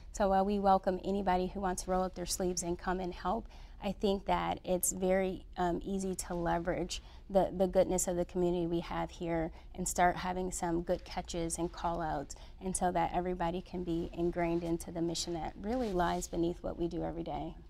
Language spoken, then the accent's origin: English; Detroit, Michigan, United States; So I was born and raised in Detroit, Michigan.